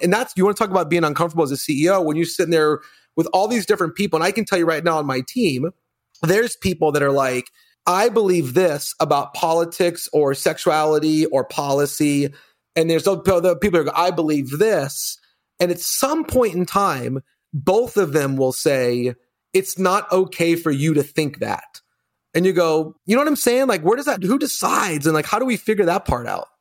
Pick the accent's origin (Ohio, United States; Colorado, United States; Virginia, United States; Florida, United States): Colorado, United States; I grew up in Colorado, all boys